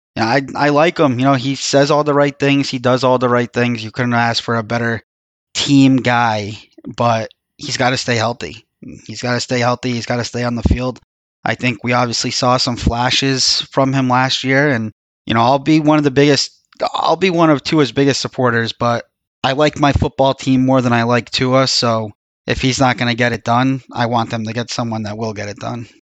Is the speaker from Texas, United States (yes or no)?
no; Florida, United States; growing up in Florida.